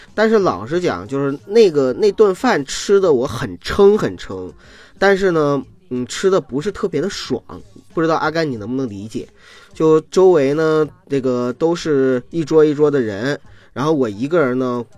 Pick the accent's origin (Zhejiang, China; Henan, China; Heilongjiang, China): Heilongjiang, China; Qiqihar; now in Beijing, China; 我们老家吃那个齐齐哈尔 barbecue